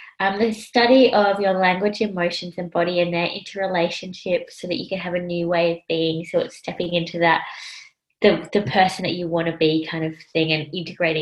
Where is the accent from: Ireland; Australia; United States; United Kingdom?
Australia; also born or lived in Sri Lanka; I was adopted from Sri Lanka by an Australian couple, and they were Caucasian